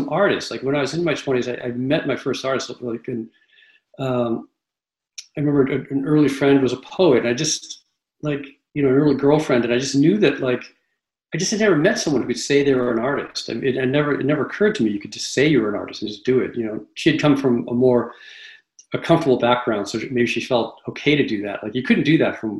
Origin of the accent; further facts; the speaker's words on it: Massachusetts, United States; now in Red Hook, United States; I grew up in Massachusetts